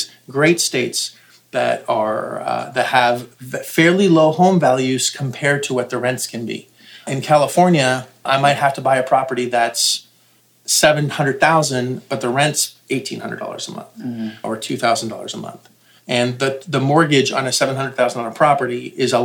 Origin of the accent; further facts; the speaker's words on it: Canada; Now, I'm Canadian